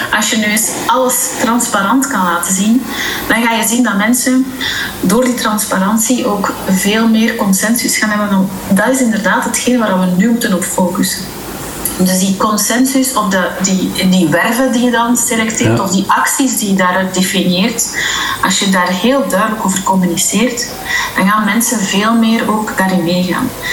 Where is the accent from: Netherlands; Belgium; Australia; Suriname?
Belgium; moved away as an adult; now in Dubai, United Arab Emirates; wij zijn Belgen